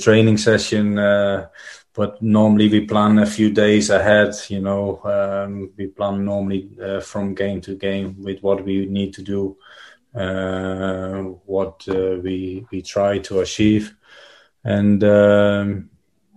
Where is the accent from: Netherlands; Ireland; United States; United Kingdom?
Netherlands; moved away; I'm growing up in Holland